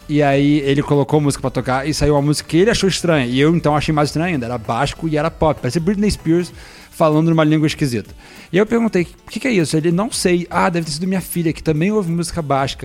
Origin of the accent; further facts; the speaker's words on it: Brazil; eu sou brasileiro